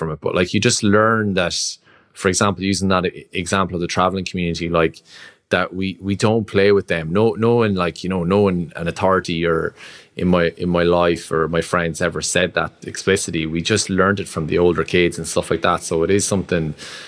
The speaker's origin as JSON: {"language": "English", "town": "Roscrea", "region": "Munster", "country": "Ireland", "tie": "born or raised there", "said": "growing up in Ross Grey, like, I had neighbors who were travelers"}